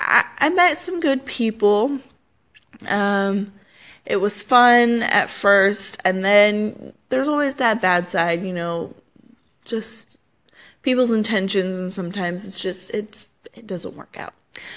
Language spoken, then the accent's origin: English; California, United States; also born or lived in Arizona; No, I'm not. I am from California, and that's a big old fun long life story in itself to explain why I've moved around so much in my life.